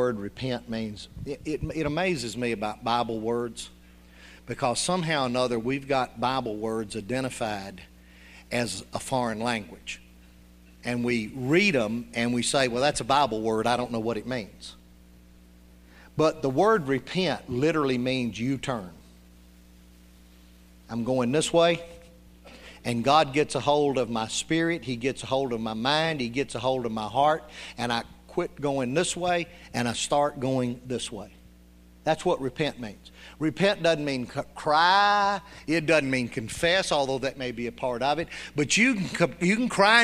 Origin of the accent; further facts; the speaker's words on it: Union City, United States; when I was growing up in Union City